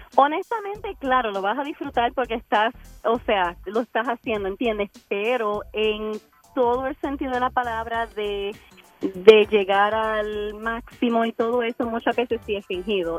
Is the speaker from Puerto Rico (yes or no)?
yes; Puerto Rico; yo sí me crié bastante pobre en Puerto Rico